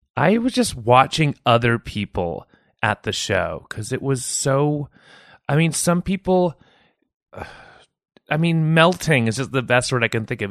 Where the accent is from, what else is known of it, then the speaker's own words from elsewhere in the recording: San Jose, California, United States; moved away as an adult; also born or lived in New York City / Mountain View; now in Portland, United States; I grew up in South Bay, like, uh, Campbell and Sunnyvale and San Jose.